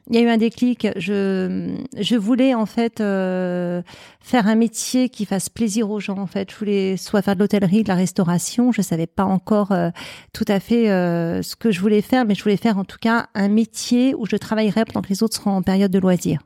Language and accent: French; Paris, Île-de-France, France; je suis parisienne. j'ai été élevée à Paris, dans le 17e arrondissement.